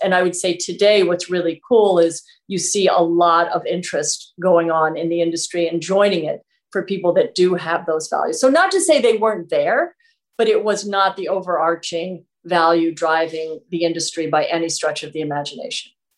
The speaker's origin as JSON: {"language": "English", "town": "New York City", "region": "New York", "country": "United States", "tie": "born or raised there", "moved": "as an adult", "lives_now": "Vermont, United States", "said": "I grew up right in Manhattan"}